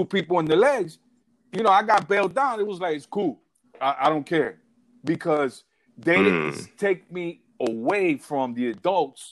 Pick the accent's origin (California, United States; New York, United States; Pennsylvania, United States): New York, United States; New York City; also born or lived in Puerto Rico / Arizona; I was born in New York City, Bellevue Hospital, and I was raised in Brooklyn.